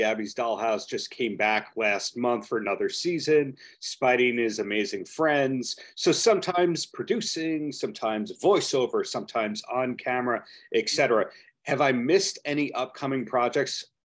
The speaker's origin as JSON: {"language": "English", "region": "New York", "country": "United States", "said": "as a New Yorker"}